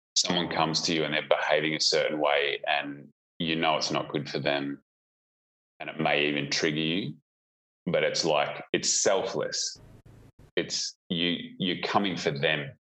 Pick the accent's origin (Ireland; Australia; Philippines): Australia; about an hour out of Melbourne, rural Victoria; now in Perth, Australia; I grew up in uh, rural Victoria, about oh, an hour yeah. out of Melbourne